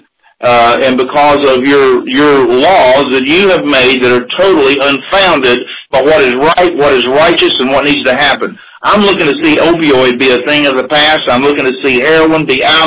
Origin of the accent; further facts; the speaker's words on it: Cajun, Louisiana, United States; also born or lived in Bullitt County, Kentucky; now in Kentucky, United States; I'm a Cajun-born Kentucky boy now, 34 years.